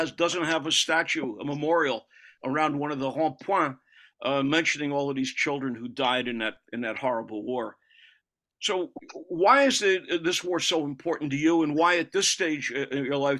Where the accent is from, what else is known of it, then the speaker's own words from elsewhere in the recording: United States; now in Paris, France; As an American, I mean, a Native American